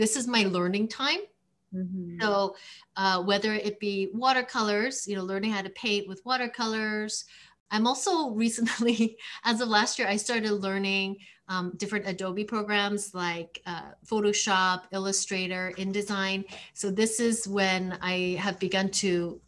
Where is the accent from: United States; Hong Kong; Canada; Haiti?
Canada; I'm from Canada. We use kilometers.